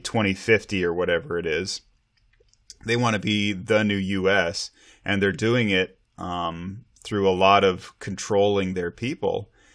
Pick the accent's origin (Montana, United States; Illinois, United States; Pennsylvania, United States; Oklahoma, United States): Montana, United States; now in Snohomish County, Washington, United States; growing up in Montana